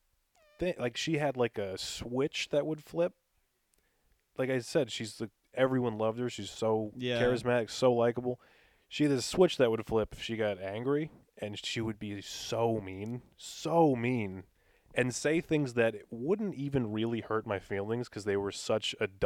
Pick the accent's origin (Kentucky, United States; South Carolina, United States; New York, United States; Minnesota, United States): New York, United States; And I was just alone in my hometown. I would deliver pizzas, and then when I wasn't working, I would just drive around Long Island.